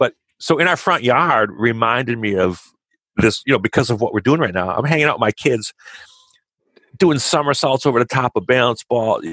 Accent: Kenosha, Wisconsin, United States; moved away; Where I grew up in Kenosha, Wisconsin, I'm a total Midwest boy

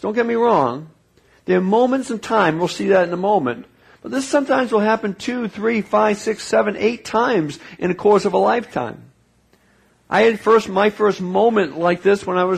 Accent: New England, United States; I grew up in New England

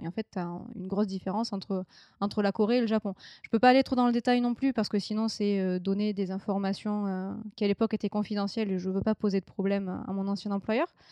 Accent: France; moved away; j'ai quitté la France

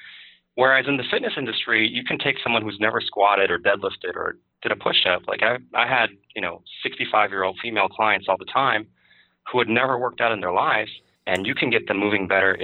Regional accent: Chicago, Illinois, United States; also born or lived in Milwaukee / Madison / Berkeley / Bloomington; So I grew up in Chicago and Milwaukee and Madison and Berkeley.

